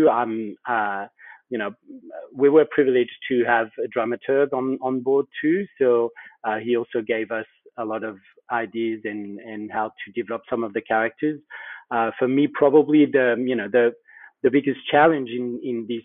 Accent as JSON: {"language": "English", "country": "Australia", "said": "okay, I can be Australian, not Australian enough maybe, but you know, I'm Australian."}